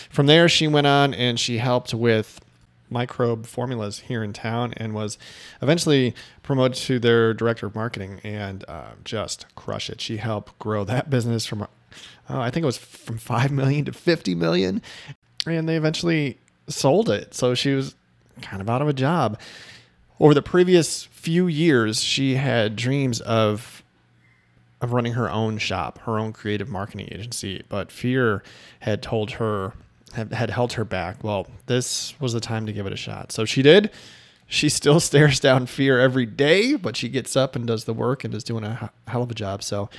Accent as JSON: {"language": "English", "town": "Chicago", "region": "Illinois", "country": "United States", "said": "I'm from Chicago originally."}